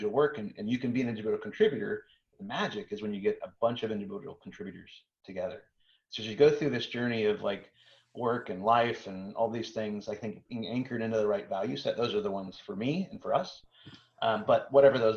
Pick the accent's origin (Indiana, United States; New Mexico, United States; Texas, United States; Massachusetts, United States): Texas, United States; I'm from Texas